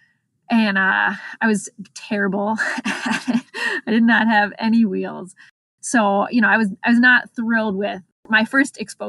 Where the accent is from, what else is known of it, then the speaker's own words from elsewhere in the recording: Exton, Pennsylvania, United States; also born or lived in Baltimore, Maryland; now in Ohio, United States; I grew up in the suburbs of Philadelphia. Exton, PA, a small town